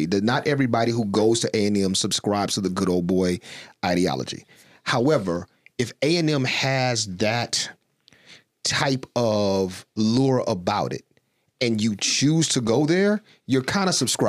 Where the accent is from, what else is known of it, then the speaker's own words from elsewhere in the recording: Texas, United States; growing up in Texas